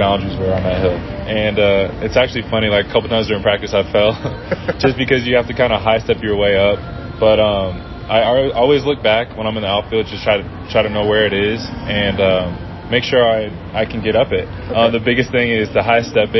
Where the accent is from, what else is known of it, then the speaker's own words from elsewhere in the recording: San Diego, California, United States; I'm from San Diego